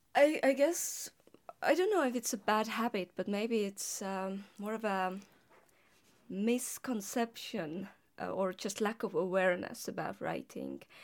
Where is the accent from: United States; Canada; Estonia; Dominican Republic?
Estonia; as an Estonian linguist, I was, I was, uh, writing as well as reading articles in Estonian as well as in English